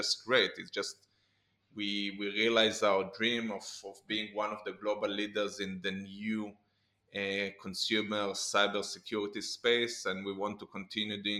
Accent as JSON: {"language": "English", "country": "Israel", "tie": "born or raised there", "said": "Growing up in Israel"}